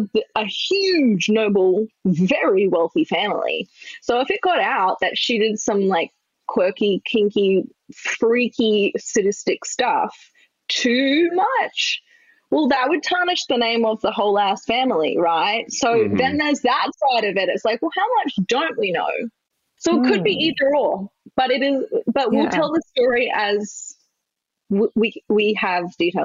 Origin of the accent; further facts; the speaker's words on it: Australia; I'm Australian. Well, we swallow all our words.